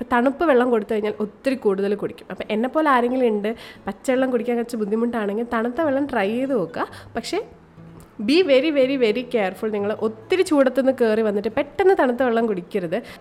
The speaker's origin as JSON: {"language": "Malayalam", "region": "Kerala", "country": "India", "tie": "born or raised there", "said": "ഞാൻ കേരളത്തിൽ ജനിച്ച് വളർന്ന ഒരാൾ"}